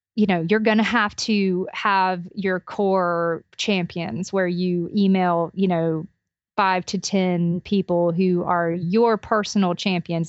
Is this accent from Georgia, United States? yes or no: yes; Albany, Georgia, United States; my hometown of Albany, Georgia